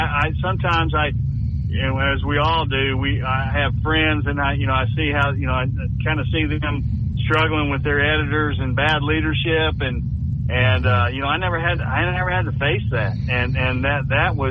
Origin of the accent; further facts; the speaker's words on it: Huntsville, Alabama, United States; moved away as an adult; also born or lived in Long Beach; We both were born and raised but we were raised in Huntsville